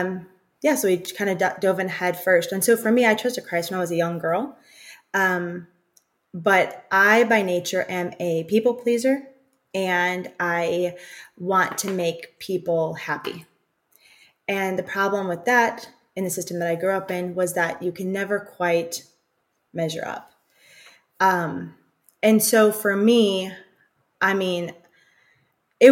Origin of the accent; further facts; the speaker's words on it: Chicago, Illinois, United States; We're from Chicago